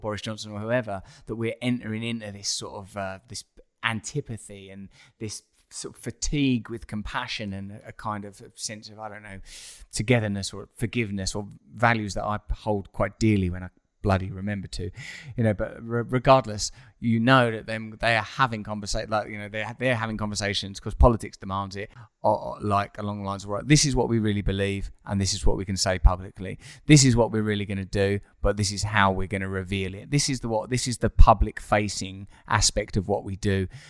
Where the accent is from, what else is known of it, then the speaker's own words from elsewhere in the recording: United Kingdom; I don't know if it's just because I'm from the United Kingdom